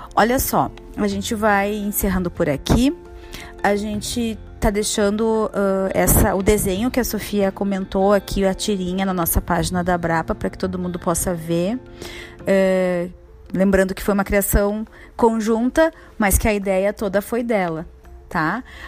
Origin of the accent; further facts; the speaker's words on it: Porto Alegre, Rio Grande do Sul, Brazil; moved away as an adult; now in Bento Gonçalves, Brazil; sou de Porto Alegre. Atualmente resido em Bento Gonçalves